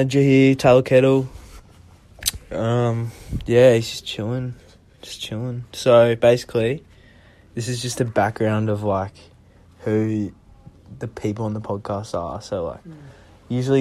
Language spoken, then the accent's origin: English; Sydney, New South Wales, Australia; I was born in Sydney